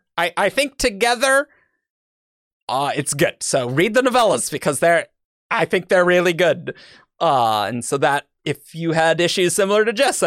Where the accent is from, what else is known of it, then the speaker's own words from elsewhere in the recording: Australia; What is spring? I'm from Australia. Things are topsy turvy.